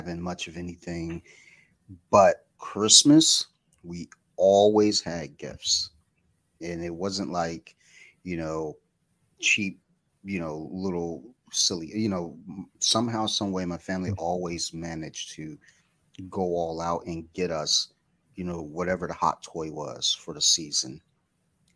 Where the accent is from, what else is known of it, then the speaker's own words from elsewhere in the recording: Michigan, United States; now in Maryland, United States; I'm originally from Michigan, where it snowed all the time. And then moving to Maryland